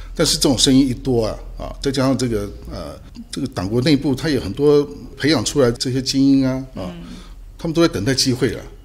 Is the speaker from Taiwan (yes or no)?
yes; Taiwan; 我们台湾人有很多的这个，啊，大陆， 大陆的他的这个亲戚嘛